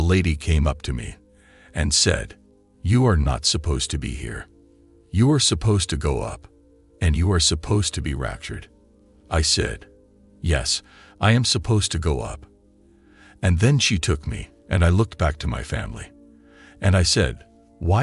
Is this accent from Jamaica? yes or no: yes; Jamaica; I am a Jamaican